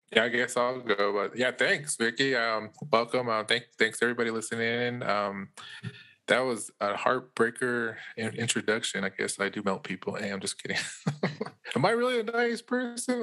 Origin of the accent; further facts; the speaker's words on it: Winslow, Arizona, United States; also born or lived in Chinle, Arizona; I'm calling out of Winslow, born and raised here